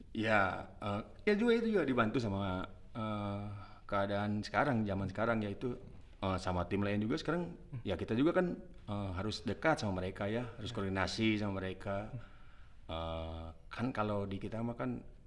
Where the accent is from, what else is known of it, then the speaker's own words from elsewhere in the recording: Bandung, West Java, Indonesia; Kampung saya dekat sama Stadion Persib